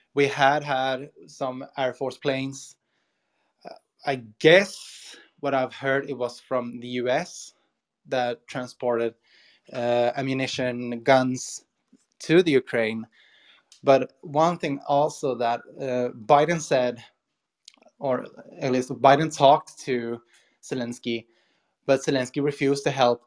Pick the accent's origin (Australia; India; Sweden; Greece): Sweden; I'm from Sweden, Europe